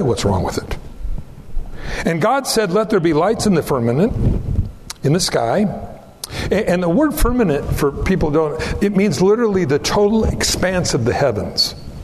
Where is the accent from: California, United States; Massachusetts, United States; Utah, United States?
California, United States; Pico Rivera; moved away; also born or lived in South Whittier; I grew up in Southern California